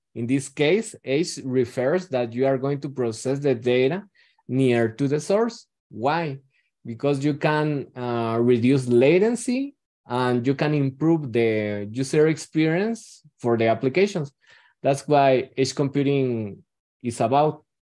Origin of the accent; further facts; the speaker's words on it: Guatemala; I am from Guatemala